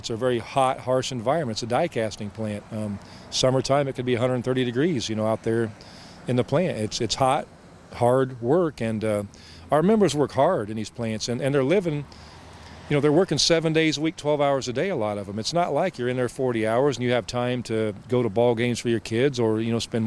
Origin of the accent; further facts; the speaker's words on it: Central Indiana, United States; I come from Central Indiana.